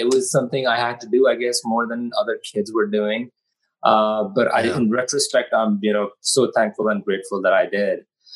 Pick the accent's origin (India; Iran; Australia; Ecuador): India; Delhi; also born or lived in Washington, D.C., United States / Punjab, India; now in United States; Parents moved to India. I moved to India with parents. Spent most of my childhood in the capital of India, Delhi.